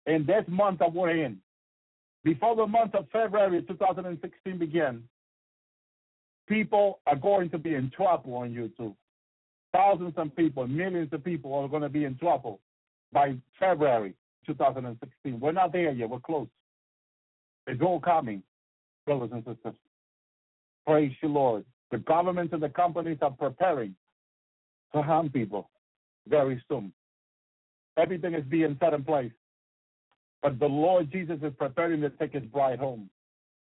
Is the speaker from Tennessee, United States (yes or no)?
no; North Carolina, United States; I'm from North Carolina. I need to get back to North Carolina